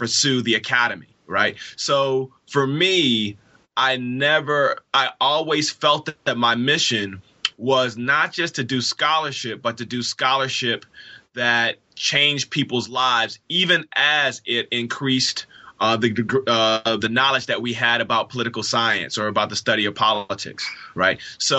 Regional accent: Inkster, Michigan, United States; also born or lived in Detroit; So I am a native Detroiter. I was born in Detroit. I was raised in a poor working class suburb of Detroit called Inkster.

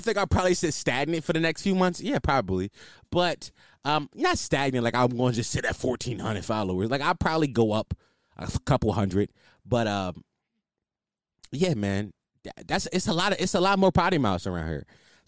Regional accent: Philadelphia, Pennsylvania, United States; I'm from Philly. And, like, I knew, like, the city was pretty violent. Like, when people ask about Philly, I say it's a war zone because it's 100% a war zone.

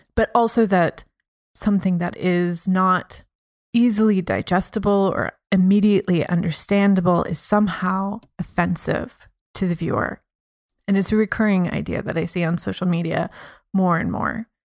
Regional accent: Midwest, United States; now in Berlin, Germany; I come from the Midwest, which has a very sort of skeptical and hostility, I guess, to art in general

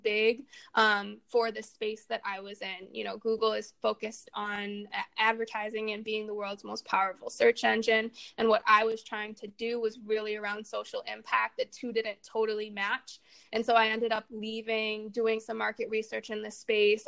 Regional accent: Chicago, Illinois, United States; growing up in Chicago, I mean, it's a really interesting experience, especially sort of the way that that I experienced my childhood there

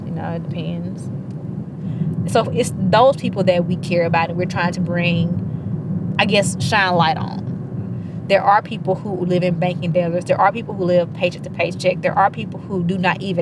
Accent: Terry, Mississippi, United States; I grew up in Terry, Mississippi, small town

